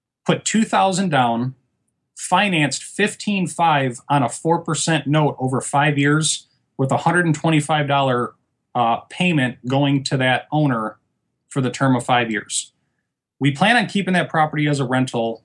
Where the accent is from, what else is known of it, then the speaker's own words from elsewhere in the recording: Michigan, United States; moved away as an adult; now in Fort Lauderdale, United States; I'm originally from Michigan.